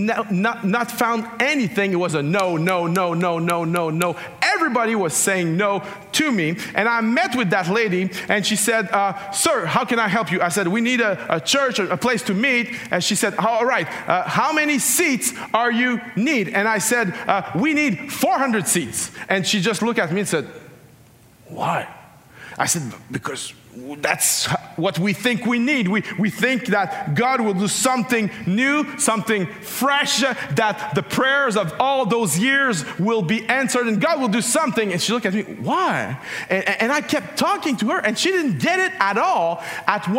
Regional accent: Canada; I'm Canadian

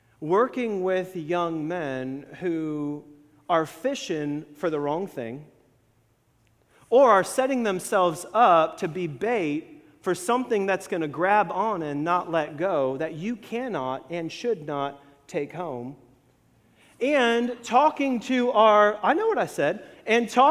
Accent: Florida, United States; growing up in Florida

